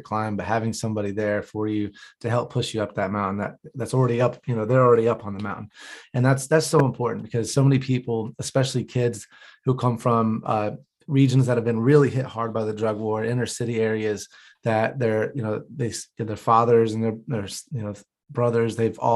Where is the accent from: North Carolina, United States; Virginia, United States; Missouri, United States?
North Carolina, United States; Gastonia; I grew up in North Carolina as well. I'm from Gastonia